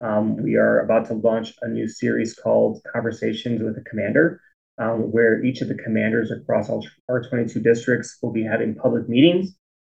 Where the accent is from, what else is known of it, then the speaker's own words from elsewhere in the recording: United States; So I grew up in the Northwest suburbs, growing up in a Jewish household.